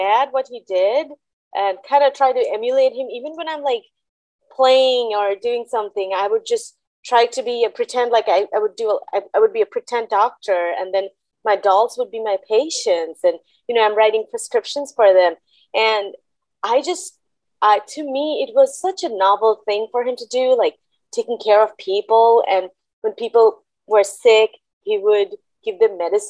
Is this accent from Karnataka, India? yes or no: no; Kolkata, West Bengal, India; moved away as an adult; now in Mississippi, United States; I grew up in Calcutta, India, which is now called Kolkata.